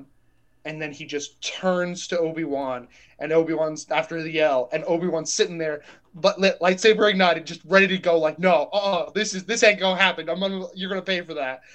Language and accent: English; Texas, United States; I grew up in Texas